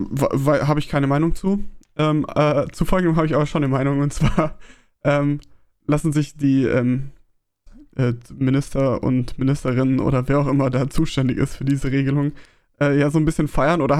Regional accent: Baden-Württemberg, Germany; Gruß an, an mein Heimatbundesland Baden-Württemberg.

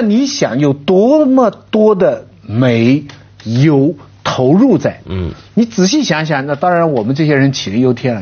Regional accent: Shanghai, China; moved away; 我以前小时候在上海

